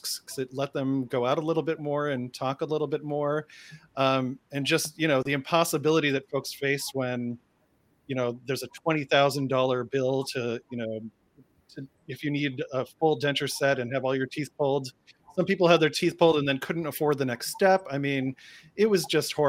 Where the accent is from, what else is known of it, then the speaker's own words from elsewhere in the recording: Boston, Massachusetts, United States; one Bostonian to another sister Bostonian